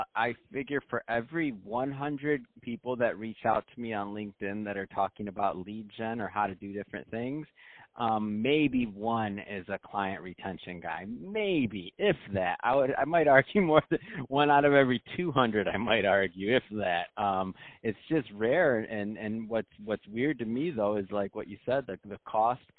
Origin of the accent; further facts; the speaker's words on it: Midwest, United States; I'm from the Midwest